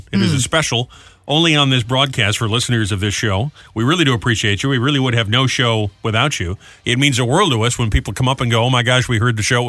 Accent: New England, United States; moved away; since I grew up in New England

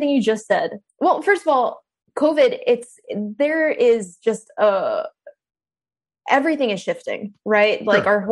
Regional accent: Dallas, Texas, United States; yeah, I'm from Dallas.

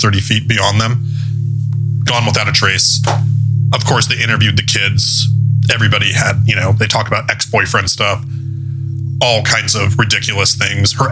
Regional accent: the Northwest, near Idaho and Montana, Pacific Northwest, United States; I'm from the Northwest. I'm from very close to, you know, like Idaho and Montana

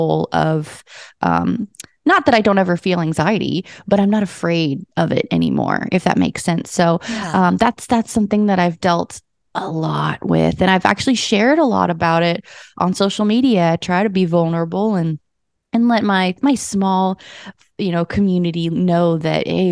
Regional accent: Las Vegas, Nevada, United States; moved away as an adult; now in Nashville, United States; I was born in Nashville, but I grew up in Las Vegas, came back to Nashville about 6 years ago full time

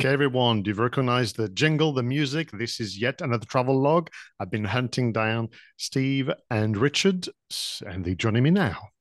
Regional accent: France; English is a second language; moved away; when I was studying, uh, English back in France

